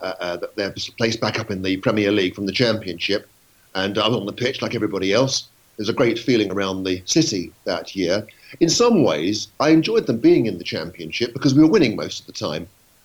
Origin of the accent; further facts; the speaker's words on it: London, United Kingdom; moved away as an adult; I was 18 years old that year. It was the year I started at university. I came down from London to start at Southampton University to read law